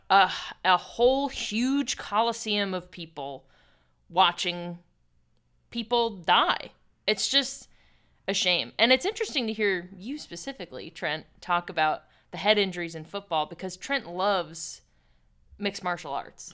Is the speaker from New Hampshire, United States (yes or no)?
no; Pittsburgh, Pennsylvania, United States; growing up in Pittsburgh